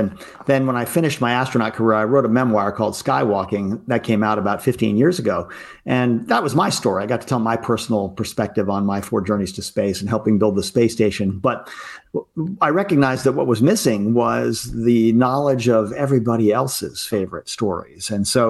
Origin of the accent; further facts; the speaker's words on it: Baltimore, Maryland, United States; But in my case, I was growing up in Baltimore, Maryland, in the mid-Atlantic here, and I was a Cub Scout